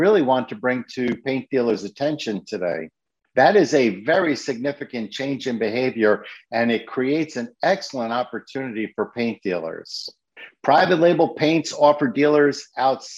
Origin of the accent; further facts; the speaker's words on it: Connecticut, United States; here in my home state of Connecticut